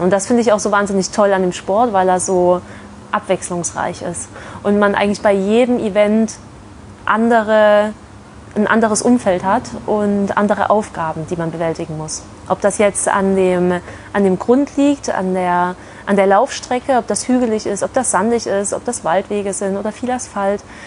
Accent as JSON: {"language": "German", "town": "Leipzig", "region": "Saxony", "country": "Germany", "also_born_or_lived": "Nuremberg", "moved": "yes", "lives_now": "Bochum, Germany", "said": "ich komme ursprünglich aus Leipzig bin dann über Nürnberg hier ins wunderschöne Bochum gekommen"}